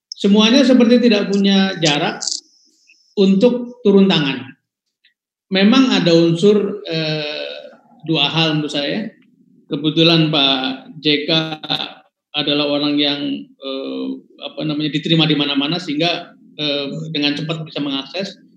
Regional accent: Tegal, Central Java, Indonesia; termasuk saya yang ada di kampung saya di Tegal anak-anak

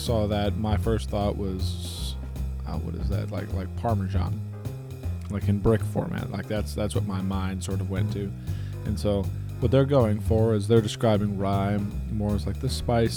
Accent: Alabama, United States; I am from Alabama

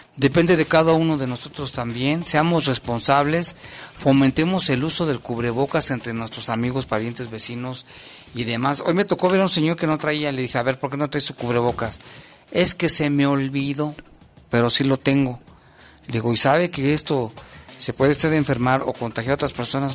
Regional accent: Mexico; somos los mexicanos

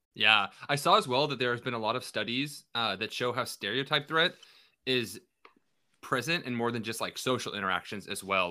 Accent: Kennewick, Washington, United States; my hometown

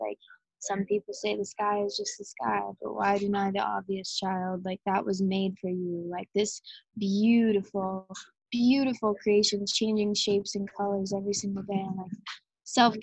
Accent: Arizona, United States; moved away as an adult; now in Hawaii, United States; I'm 7th generation native Arizonan

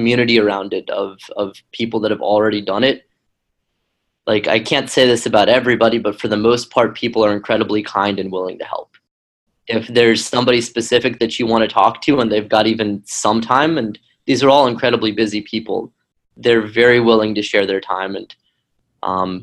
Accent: Tennessee, United States; moved away as an adult; also born or lived in Ukraine / Israel; I grew up in Tennessee, which is kind of a strange place

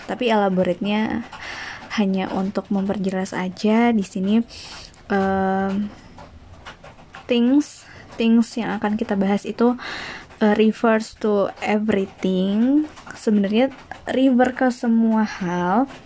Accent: Kediri, East Java, Indonesia; now in Bandung, Indonesia; Uh, di sini eh ya aku tuh asalnya dari Jawa Timur, dari Kediri, tapi sekarang lagi di Bandung.

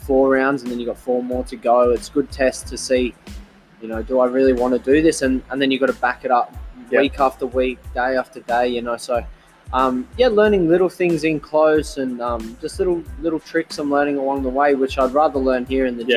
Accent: Brisbane, Queensland, Australia; my hometown of Brisbane as well. Yeah. I've been born and bred here

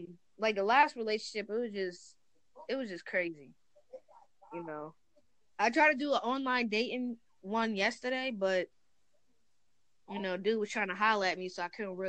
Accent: Long Island, New York, United States; now in Georgia, United States; I'm from Long Island, but I stay in Georgia.

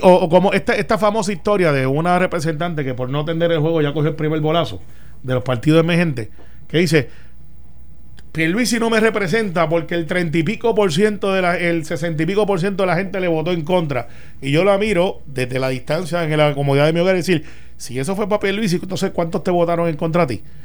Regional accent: Puerto Rico; aquí hablamos, somos parte de los Estados Unidos, somos un territorio y se debe hablar inglés y español también

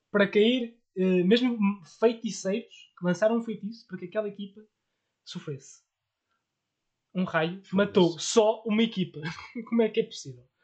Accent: Porto, Norte, Portugal; Eu sou do Porto, graças a Deus.

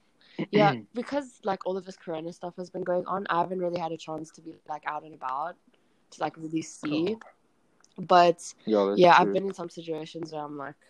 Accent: Toronto, Ontario, Canada; born there; also born or lived in South Africa; I was born in Canada. I lived in South Africa for about, 10 years. And, yeah, now I'm currently back in Canada.

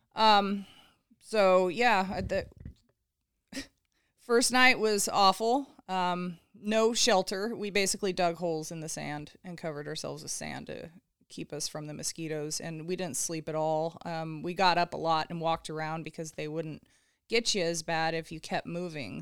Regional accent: Southern California, United States; I grew up in Southern California, so typical California girl

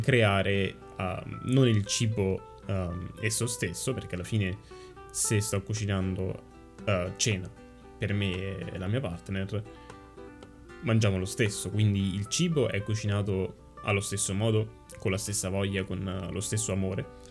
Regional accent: Italy; moved away as an adult; now in Canada; siamo cresciuti comunque in Italia

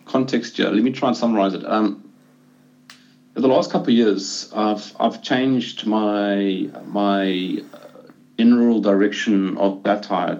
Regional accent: South Africa; as a South African

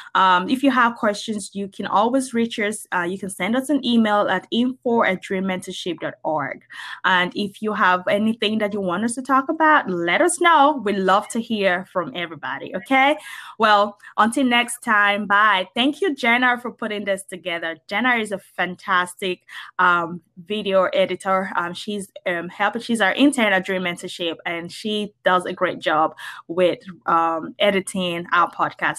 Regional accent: Nigeria; moved away as an adult; now in United States; I grew up in Nigeria

